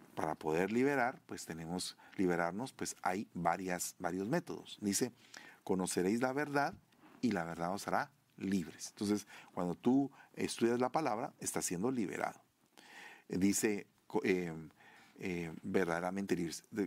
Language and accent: Spanish; Sololá, Guatemala; de allá de Guatemala, de mi tierra, Sololá